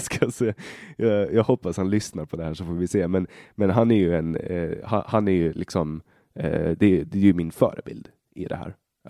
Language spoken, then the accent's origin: Swedish; Sweden; från där jag kommer ifrån